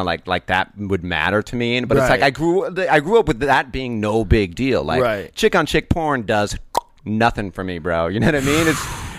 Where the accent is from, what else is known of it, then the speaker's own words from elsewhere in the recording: Northwest Indiana, United States; I grew up in the Midwest